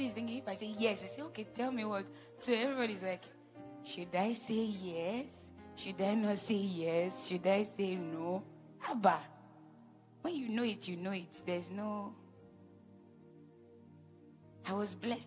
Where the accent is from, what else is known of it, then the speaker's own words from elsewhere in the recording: Jos, Plateau, Nigeria; I was born in Jos, so you can as well call me a Northerner